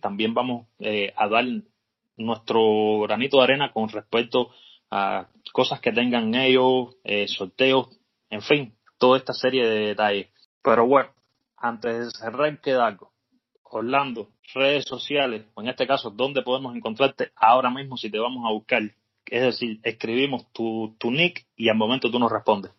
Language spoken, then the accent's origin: Spanish; Cuba; tú y yo somos cubanos